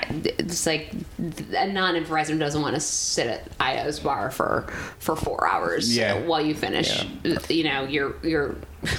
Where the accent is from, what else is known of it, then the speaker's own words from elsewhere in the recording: Detroit suburbs, Michigan, United States; moved away; also born or lived in Chicago; I'm from the Detroit suburbs originally.